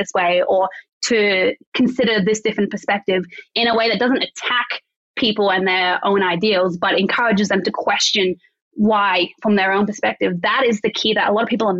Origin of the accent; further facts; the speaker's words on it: Canberra, Australian Capital Territory, Australia; I grew up in Canberra.